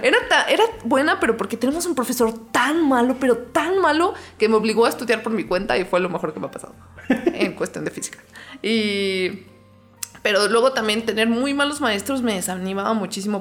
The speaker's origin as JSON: {"language": "Spanish", "town": "León", "region": "Guanajuato", "country": "Mexico", "tie": "born or raised there", "said": "yo nací aquí en León, Guanajuato"}